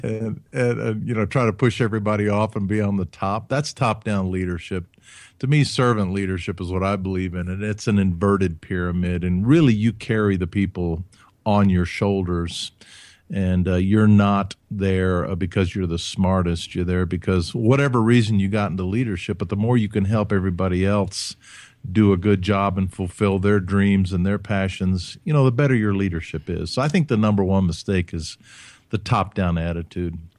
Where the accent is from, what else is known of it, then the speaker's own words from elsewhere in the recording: Huntsville, Alabama, United States; I grew up in Alabama, in Huntsville